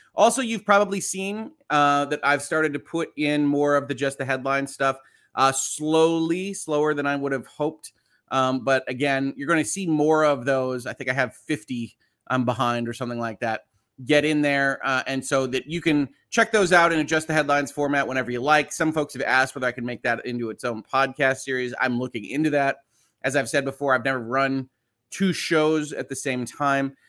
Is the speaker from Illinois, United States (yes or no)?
yes; just outside of Chicago, Illinois, United States; moved away; I was born just outside of Chicago.